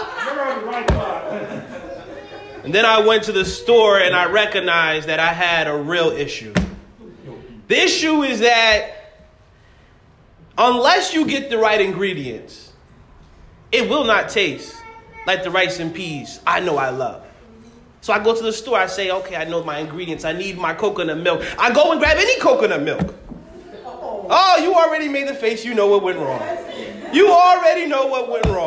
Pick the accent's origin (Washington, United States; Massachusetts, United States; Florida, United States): Massachusetts, United States; I'm from Massachusetts, but I come from a West Indies church.